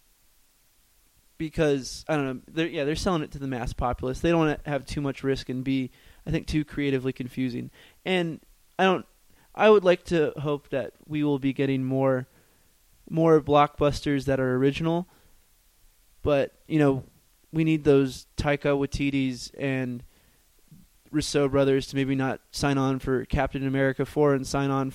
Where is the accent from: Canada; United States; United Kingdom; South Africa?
United States; I'm an American viewer